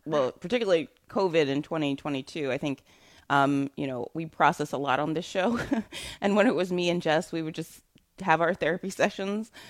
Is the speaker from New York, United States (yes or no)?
yes; New York City, New York, United States; I'm from Brooklyn.